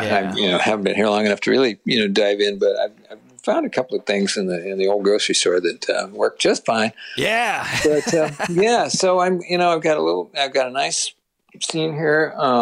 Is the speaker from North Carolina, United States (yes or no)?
no; California, United States; also born or lived in Boston area, Massachusetts; now in Nashville, United States; because I grew up in California and I love the West Coast